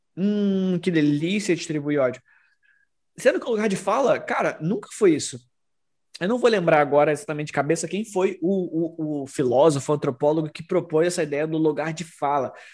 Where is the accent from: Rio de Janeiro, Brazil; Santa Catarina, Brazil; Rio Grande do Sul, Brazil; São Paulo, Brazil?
Rio de Janeiro, Brazil; como carioca